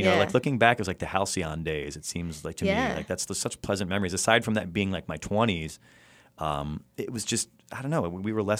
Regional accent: Illinois, United States; I like Illinois to this day. I've got a rule. I'm allowed to go back to my home state between, like, say, New Year's Day and, like, June 1st.

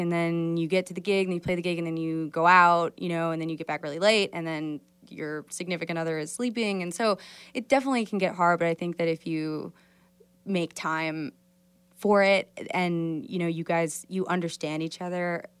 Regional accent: Midwest, United States; This is a song that I wrote about the Midwest, about my hometown, my family.

